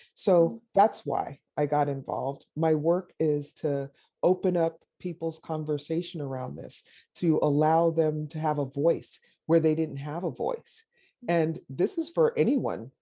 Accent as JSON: {"language": "English", "country": "Jamaica", "tie": "born or raised there", "also_born_or_lived": "Davis, California", "moved": "yes", "said": "I'm Jamaican. I was born in Jamaica."}